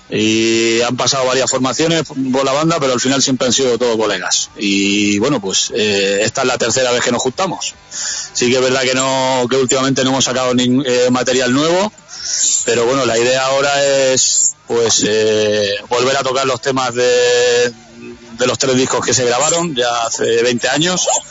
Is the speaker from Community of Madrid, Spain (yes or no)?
no; Sabadell, Catalonia, Spain; nosotros somos de Sabadell, que es una ciudad del estarradio Radio de Barcelona